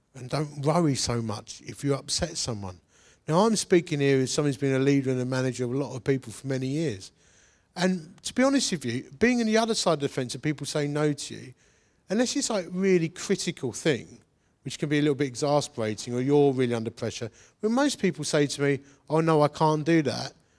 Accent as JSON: {"language": "English", "region": "London", "country": "United Kingdom", "accent": "Cockney", "said": "I'm like an English Cockney"}